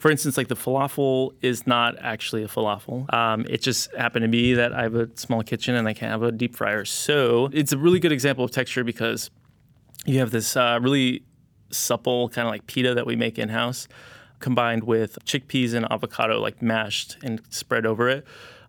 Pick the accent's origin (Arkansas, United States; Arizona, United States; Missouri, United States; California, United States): California, United States; it kind of reminds me a lot of how I grew up in Southern California and being very influenced by like Baja California.